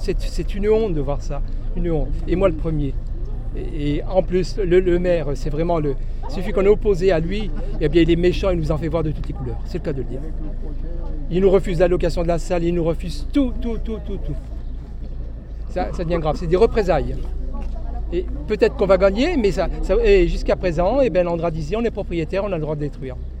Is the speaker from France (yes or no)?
yes; Mandres-en-Barrois, Grand Est, France; Je suis habitant de Mandre-Barrois